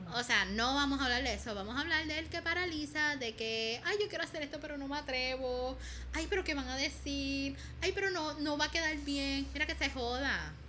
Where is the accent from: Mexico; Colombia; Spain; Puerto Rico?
Puerto Rico; moved away; nuestro prócer eh, boricua